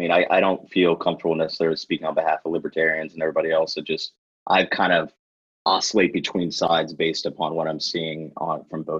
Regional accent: Kentucky, United States; I grew up in Kentucky.

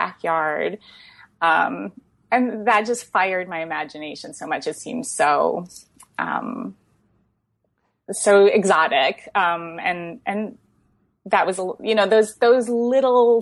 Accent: Iowa City, Iowa, United States; I grew up in Iowa City, and my parents had been graduate students at UI and then settled in the area

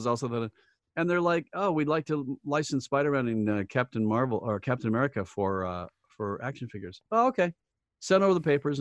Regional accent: Sioux Falls, South Dakota, United States; moved away; I'd done this in Sioux Falls, my hometown

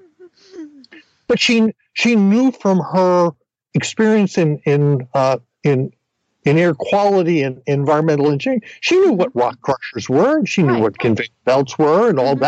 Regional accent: New Jersey, United States; moved away; I grew up in New Jersey

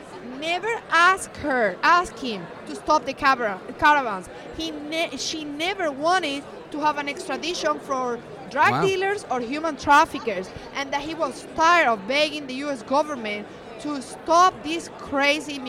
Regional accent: Seville, Andalusia, Spain; English is a second language; moved away as an adult; also born or lived in Tampa Bay area, Florida; now in United States; I'm luckily not from Barcelona or Madrid. I'm from southern Spain, Sevilla.

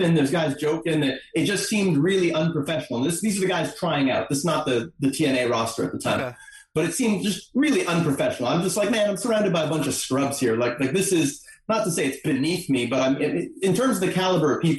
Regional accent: Montreal, Quebec, Canada; I'm here from Montreal.

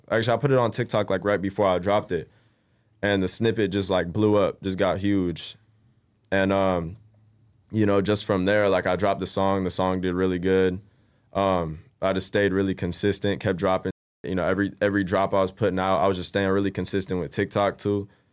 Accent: Bay Area, California, United States; also born or lived in Roseville, California / Rocklin, California; I moved out to the Bay Area, uh, when I was about, like, ten, yeah, like, ten, eleven. And, you know, uh, went to middle school there. Actually, I finished off elementary there, went to middle school, graduated high school in the Bay

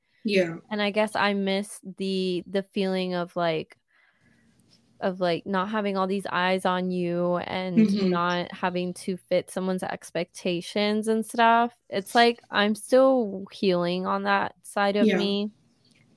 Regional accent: Caguas, Puerto Rico; I am a 23-year-old Sag from Caguas, Puerto Rico

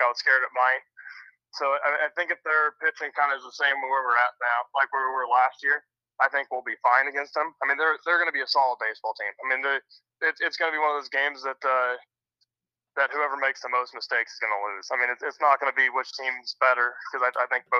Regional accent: Sheridan, United States; it's my hometown. I grew up there

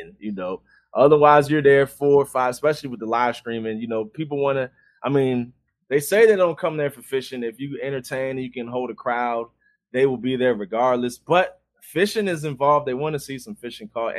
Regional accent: Maryland, United States; I live in Maryland. Born and raised, grew up in Maryland, 30 minutes outside of D.C.

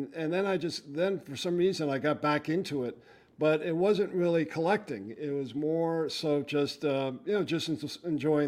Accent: Westchester County, New York, United States; I grew up in a middle-class neighborhood in Westchester County

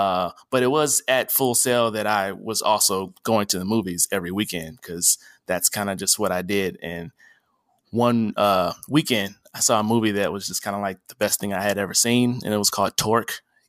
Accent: Dallas, Texas, United States; also born or lived in Michigan; I started off as just a movie fanboy from Texas. I was born in Michigan, but my mom and I moved to Dallas in fourth grade.

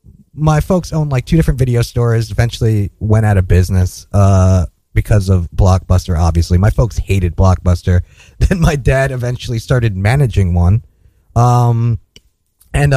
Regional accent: Edison, New Jersey, United States; Jersey. Edison, New Jersey

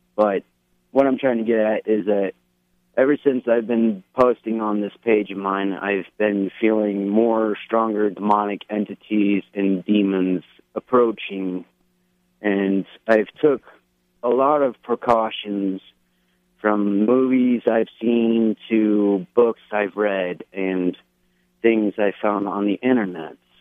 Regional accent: Cobleskill, New York, United States; my home state, Cobleskill, New York

